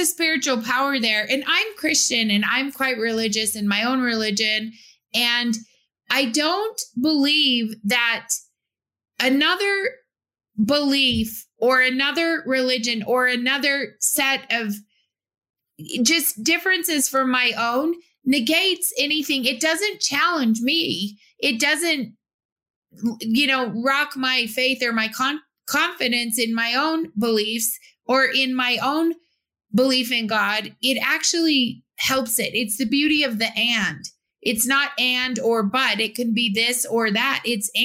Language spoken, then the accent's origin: English; Utah, United States; I was from Utah